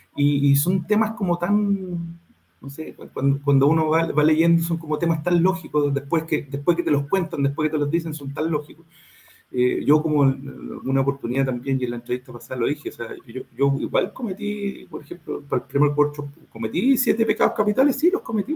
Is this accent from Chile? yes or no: yes; Concepción, Biobío, Chile; yo soy de Concepción